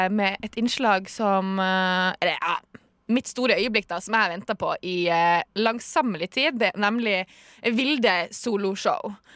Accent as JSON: {"language": "Norwegian", "town": "Tromsø", "region": "Troms", "country": "Norway", "tie": "born or raised there", "accent": "Tromsø dialect", "said": "jeg er fra Tromsø"}